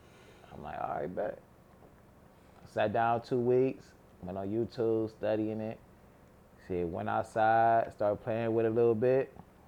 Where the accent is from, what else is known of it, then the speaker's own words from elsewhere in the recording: Cleveland, Ohio, United States; I'm from Superior.